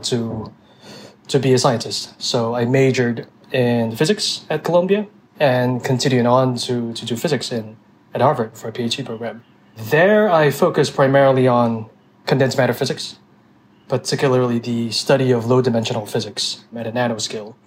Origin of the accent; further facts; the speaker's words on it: Singapore; moved away as an adult; also born or lived in Taiwan / New York City; I was born and raised in Singapore for most of my childhood. I spent a couple of years in my ancestral homeland in Taiwan when I was a kid, but I came back to Singapore and then did most of my schooling there.